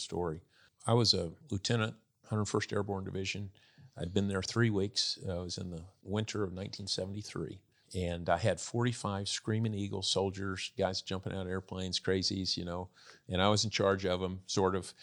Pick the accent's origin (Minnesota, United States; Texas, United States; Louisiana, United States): Texas, United States; I grew up in Texas